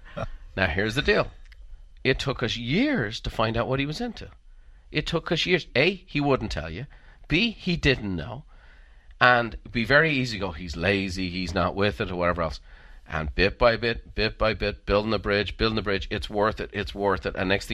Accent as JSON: {"language": "English", "country": "Ireland", "said": "Now, I'm an Irishman. I can tell a joke."}